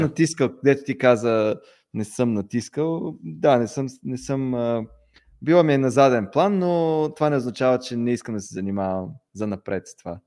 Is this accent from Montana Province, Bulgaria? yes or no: no; Pleven, Pleven Province, Bulgaria; moved away as an adult; now in Sofia, Bulgaria; аз съм от Плевен, родом